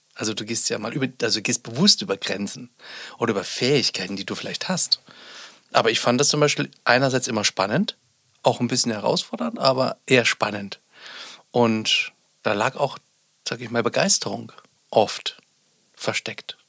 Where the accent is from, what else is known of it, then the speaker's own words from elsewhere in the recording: Sonneberg, Thuringia, Germany; ich bin ja auch ein Kind des Ostens, also ich bin in Sonneberg geboren, war zwölf Jahre, nee, 13 Jahre war ich, als die Wende begann.